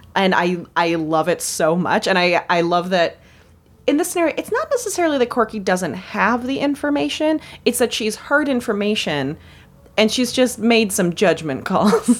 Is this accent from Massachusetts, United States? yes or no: no; Minnesota, United States; as a Minnesotan